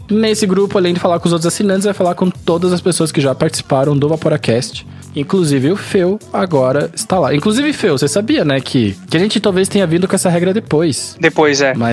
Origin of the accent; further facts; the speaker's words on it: Curitiba, Paraná, Brazil; accent: Curitiba; É mais perto do que o meu, porque o meu sotaque é neutro, você tá ligado? Curitiba não tem sotaque.